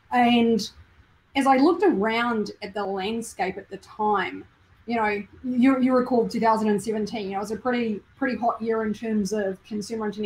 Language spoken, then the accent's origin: English; New Zealand; moved away; I'm from New Zealand